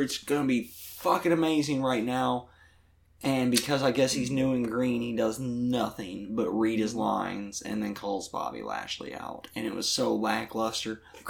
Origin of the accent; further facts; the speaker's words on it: West Virginia, United States; I'm from West Virginia.